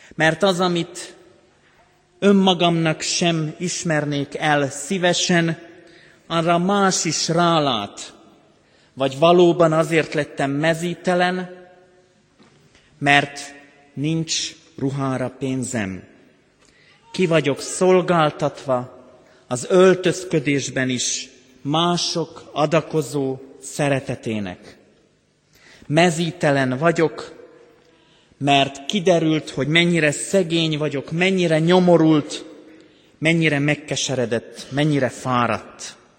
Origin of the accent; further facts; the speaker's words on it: Banská Bystrica Region, Slovakia; now in Hungary; Én határon túl születtem Szlovákiában.